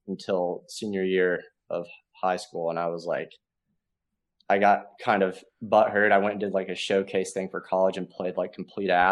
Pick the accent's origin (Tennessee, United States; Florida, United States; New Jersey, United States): Tennessee, United States; Sevierville; moved away as an adult; now in Nashville, United States; I grew up in Sevierville, Tennessee, East Tennessee